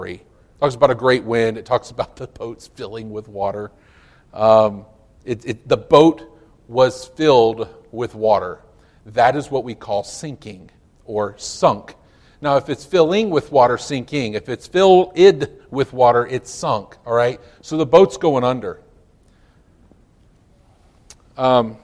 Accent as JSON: {"language": "English", "region": "Florida", "country": "United States", "said": "I'm from Florida"}